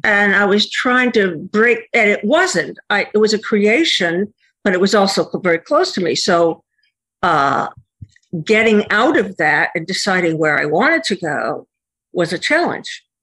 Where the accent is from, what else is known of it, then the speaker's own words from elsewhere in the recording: Connecticut, United States; I am from Connecticut